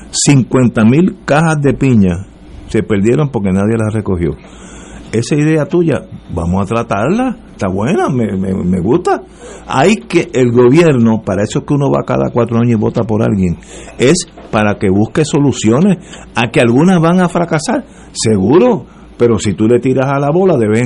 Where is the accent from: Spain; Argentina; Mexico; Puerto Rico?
Puerto Rico; para mí como puertorriqueño.